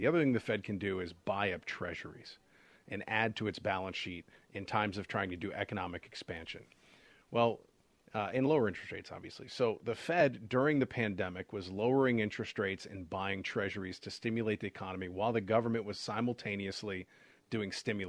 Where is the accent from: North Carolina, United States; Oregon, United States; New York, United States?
Oregon, United States; Portland; moved away; also born or lived in Pittsburgh; when I was in 1988, I moved from Portland, Oregon to Pittsburgh, Pennsylvania.